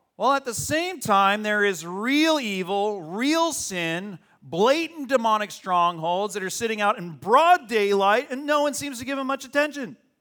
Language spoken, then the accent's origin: English; Arizona, United States; now in California, United States; When I grew up in Arizona, a little perfect suburb, nice suburb in Arizona